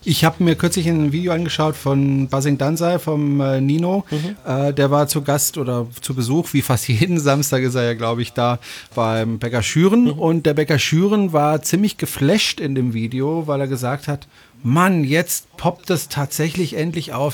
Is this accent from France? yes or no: yes; France; now in Germany; ich bin ja auch Franzose